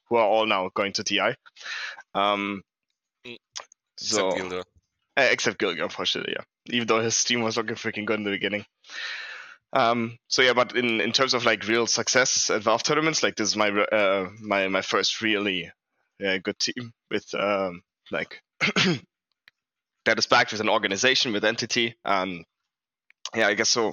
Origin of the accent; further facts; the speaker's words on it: Munich, Bavaria, Germany; I'm from Germany. I was born in Munich.